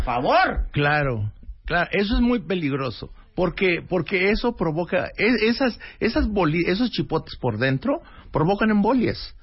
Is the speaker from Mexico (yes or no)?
yes; Mexico; somos salados los mexicanos